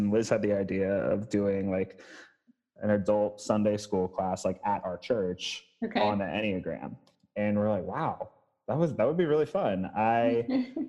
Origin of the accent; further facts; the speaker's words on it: Phoenixville, Pennsylvania, United States; moved away as an adult; now in Milwaukee, United States; I'm from Phoenixville. That's like 10 minutes.